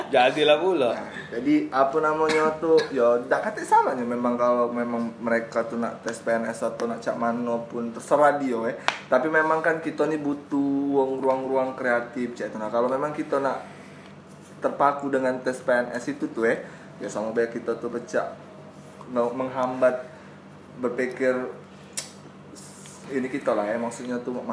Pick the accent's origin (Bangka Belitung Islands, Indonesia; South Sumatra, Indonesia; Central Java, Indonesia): South Sumatra, Indonesia; Palembang; Tapi kan memang kita ini kan dari Palembang ya sudah kita bawa bahasa Palembang be.